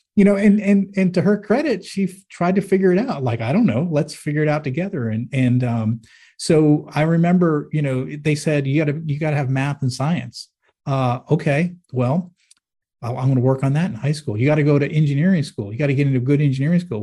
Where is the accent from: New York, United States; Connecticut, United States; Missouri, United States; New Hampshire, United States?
New Hampshire, United States; Manchester; moved away; I grew up in Manchester, New Hampshire, and it was like, it's like a blue-collar town